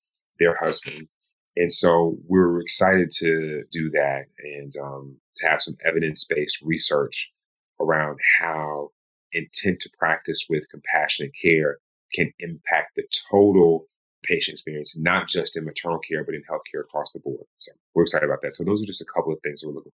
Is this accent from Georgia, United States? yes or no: yes; Georgia, United States; also born or lived in Los Angeles, California; My home state of Georgia